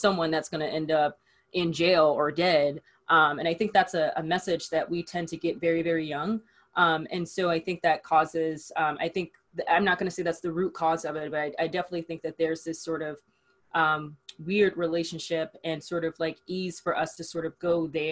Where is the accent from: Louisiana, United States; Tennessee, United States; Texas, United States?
Tennessee, United States; Memphis; I grew up in Memphis, Tennessee